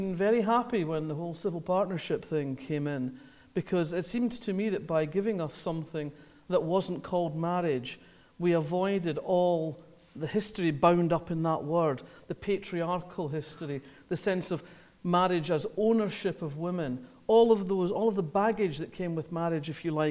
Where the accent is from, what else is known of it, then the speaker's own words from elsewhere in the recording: Scotland, United Kingdom; I grew up in Scotland, as you can probably tell